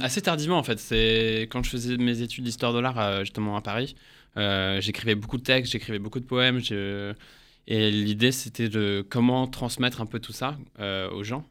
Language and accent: French; England, United Kingdom; moved away as an adult; now in France; je suis né en Angleterre. ça fait 10 ans que je suis là, je suis venu pour les études.